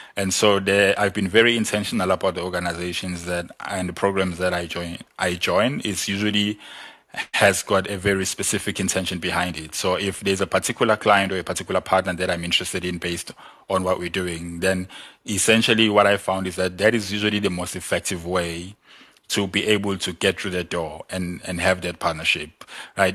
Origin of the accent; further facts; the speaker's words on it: South Africa; I'm from Mlas